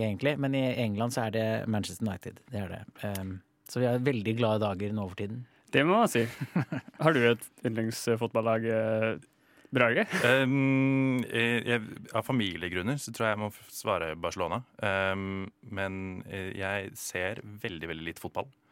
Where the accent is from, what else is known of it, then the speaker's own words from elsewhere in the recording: Sweden; jeg kommer jo fra Sverige